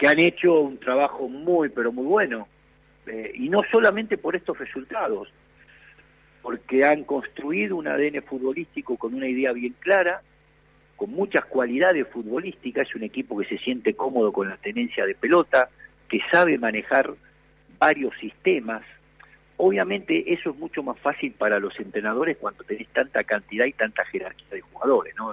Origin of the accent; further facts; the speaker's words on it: Argentina; yo como, como argentino